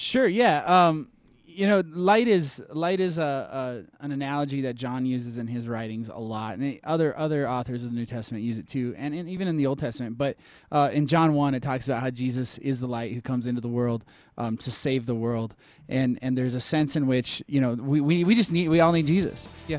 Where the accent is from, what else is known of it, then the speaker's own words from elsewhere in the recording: Minnesota, United States; now in Colorado, United States; I'm from Minnesota